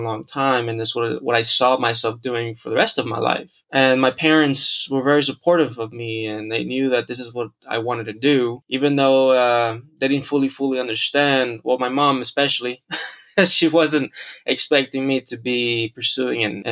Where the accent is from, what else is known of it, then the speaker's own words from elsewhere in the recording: Houston, Texas, United States; moved away as an adult; also born or lived in Monterrey, Mexico; now in Los Angeles, United States; I was born in Monterrey, Mexico, raised in Houston, Texas for 25 years. And then I moved out to the greater area of LA about 3 years ago